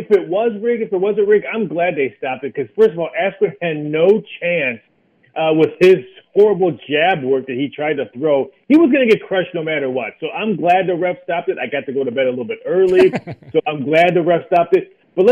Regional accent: Chicago, Illinois, United States; I grew up in the Midwest in Chicagoland area.

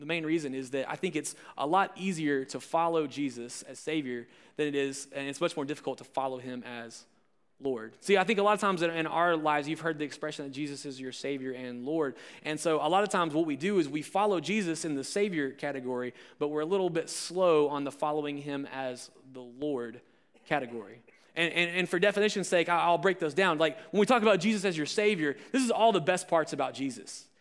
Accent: Alabama, United States; I'm from Alabama

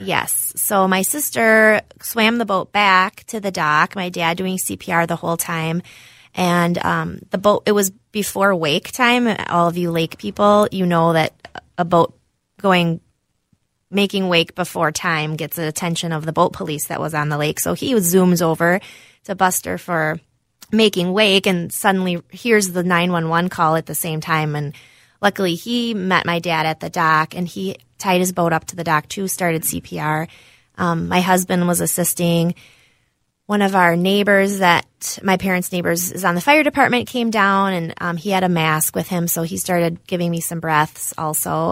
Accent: Cambridge, Wisconsin, United States; moved away as an adult; now in Minnesota, United States; I'm from Cambridge, Wisconsin. It's a small town near Madison.

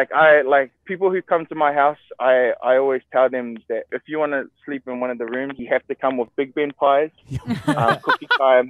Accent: Auckland, New Zealand; moved away as an adult; now in Hawaii, United States; There's a bunch of Samoans here, bro, but they all speak a little bit different to us New Zealand Samoans.

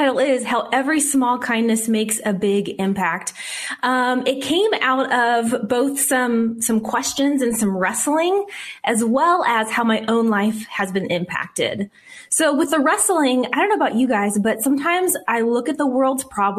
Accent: Whittier, California, United States; also born or lived in Arizona; now in Glendora, United States; Grew up in a little town called Whittier

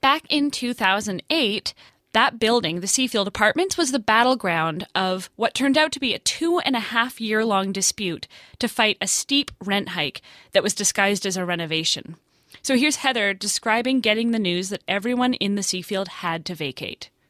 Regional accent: Vancouver, British Columbia, Canada; Vancouver, actually, my hometown

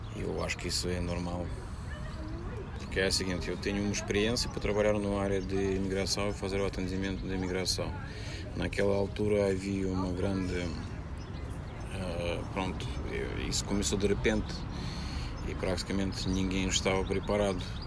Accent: Russia; Portuguese is a second language; moved away as an adult; now in Portugal; Se vocês perguntam se eu sou russo, sim, eu sou russo.

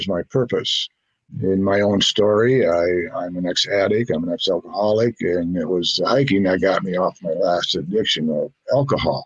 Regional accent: Saint Paul, Minnesota, United States; also born or lived in Fargo, North Dakota / Moorhead, Minnesota; I moved about 10 years ago back to St. Paul, which is my hometown.

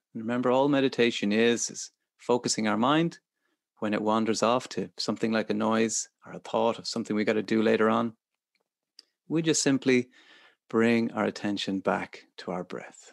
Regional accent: Ireland; as Irish people

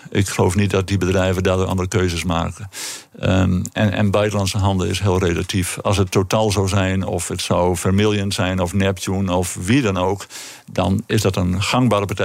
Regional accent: northern Netherlands, Netherlands; accent: northern; En je kunt het aan mijn accent horen. Wij

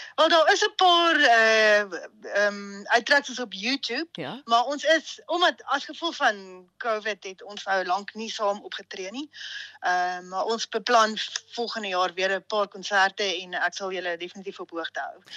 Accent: Hartbeespoort, North West, South Africa; moved away as an adult; also born or lived in Stellenbosch / Salzburg; ek het in Hartbeespoort groot geword

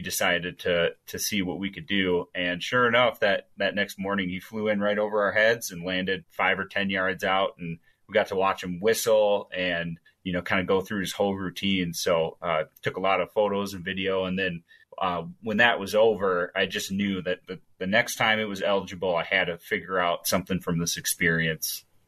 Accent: Stillwater, Minnesota, United States; now in Montana, United States; that's correct. Still get back from time to time, but I think at the, my heart, I'm still a Minnesotan

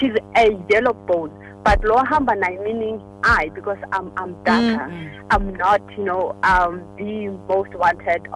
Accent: Johannesburg, Gauteng, South Africa; I'm actually from Orlando East.

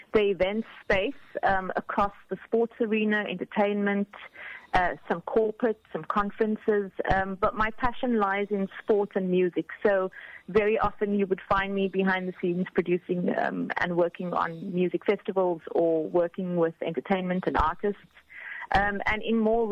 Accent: Cape Town, Western Cape, South Africa; moved away as an adult; also born or lived in Abu Dhabi / Dubai; now in Qatar; I'm from Cape Town and the Western Cape

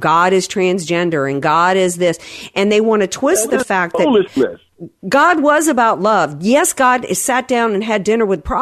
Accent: the South, United States; I grew up in the South

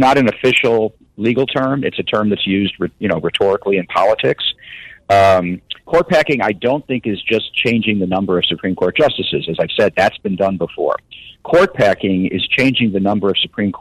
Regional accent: Calumet City, Illinois, United States; moved away; I grew up in Chicago area. Calumet City was where I grew up

